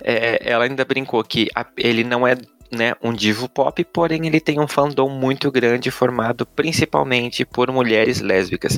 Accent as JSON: {"language": "Portuguese", "town": "Blumenau", "region": "Santa Catarina", "country": "Brazil", "tie": "born or raised there", "said": "minha cidade natal, Blumenau"}